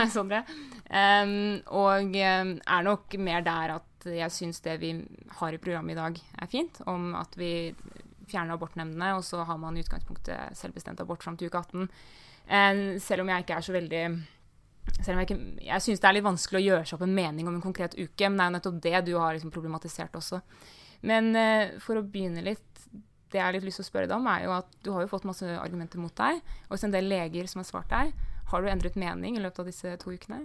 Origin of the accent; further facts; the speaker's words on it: Viken, Norway; I, i Viken, eh, der jeg kommer fra